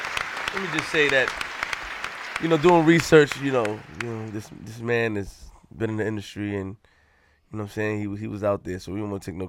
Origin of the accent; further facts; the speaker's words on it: Queens, New York, United States; I'm from Queens.